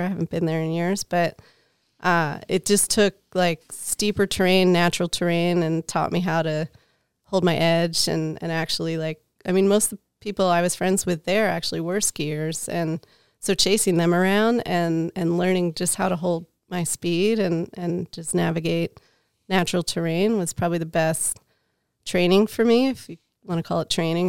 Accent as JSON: {"language": "English", "area": "outside of Philadelphia", "region": "Pennsylvania", "country": "United States", "tie": "born or raised there", "also_born_or_lived": "Lake Tahoe, California", "moved": "as an adult", "said": "I'm from Pennsylvania. So I grew up outside of Philadelphia"}